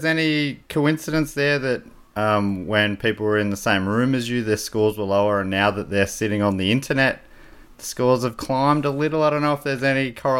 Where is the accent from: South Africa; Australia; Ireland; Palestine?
Australia; I was with you in that early bit when you were talking Italian, but I'm also Australian, so I can also drink a VB if need be.